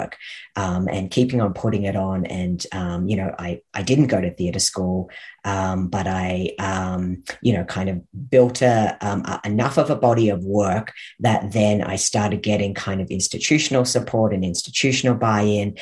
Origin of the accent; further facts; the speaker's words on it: Australia; moved away as an adult; now in Canada; Well, I actually grew up in Australia. I've been in Canada for the last 12 years